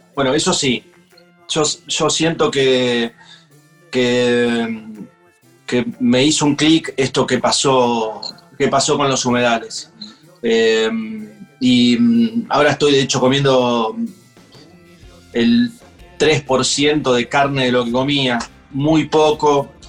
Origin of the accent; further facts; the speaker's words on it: Funes, Santa Fe, Argentina; me crié en Funes